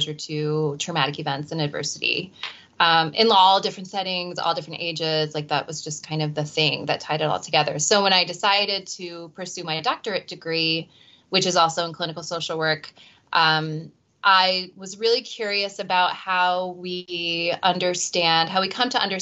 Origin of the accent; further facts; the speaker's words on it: Cleveland, Ohio, United States; moved away as an adult; also born or lived in Philadelphia; I'm originally from the Cleveland area and I left and came back once we had kids